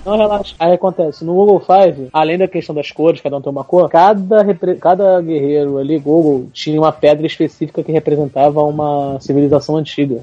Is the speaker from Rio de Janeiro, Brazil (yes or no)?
yes; Rio de Janeiro, Brazil; são tudo carioca